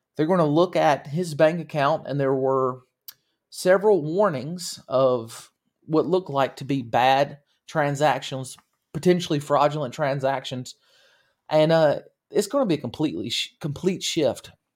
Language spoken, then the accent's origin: English; United States